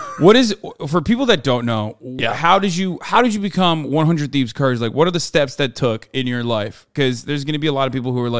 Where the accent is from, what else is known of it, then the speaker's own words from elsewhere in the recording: Istanbul, Turkey; moved away; And Istanbul's where I grew up.